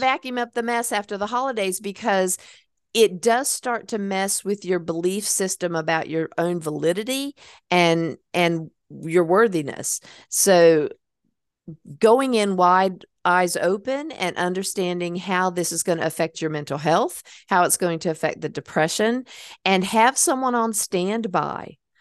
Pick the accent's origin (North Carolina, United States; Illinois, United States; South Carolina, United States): North Carolina, United States; my hometown